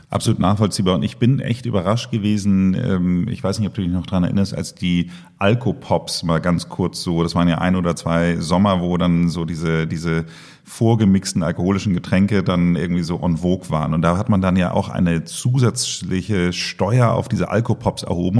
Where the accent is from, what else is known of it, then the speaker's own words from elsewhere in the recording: Germany; als Deutscher